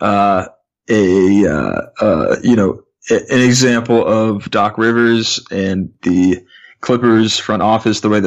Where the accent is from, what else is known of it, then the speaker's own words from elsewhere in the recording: Bay Area, California, United States; growing up in the Bay Area like I did